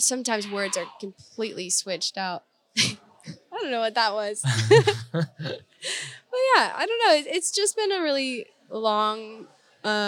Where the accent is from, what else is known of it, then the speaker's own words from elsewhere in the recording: North Idaho, United States; moved away; I'm from Idaho. Mm-hmm. North Idaho.